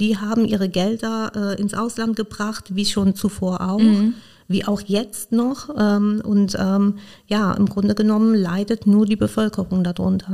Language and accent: German; Iran; now in Koblenz, Germany; Ich komme ursprünglich aus dem Iran